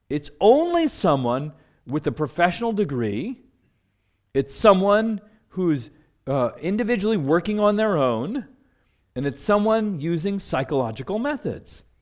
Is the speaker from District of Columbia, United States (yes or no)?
yes; Washington, District of Columbia, United States; you know, I come from Washington, D.C.